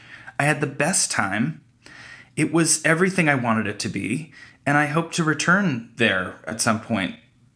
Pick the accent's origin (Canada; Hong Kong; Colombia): Canada; now in United States; I'm Canadian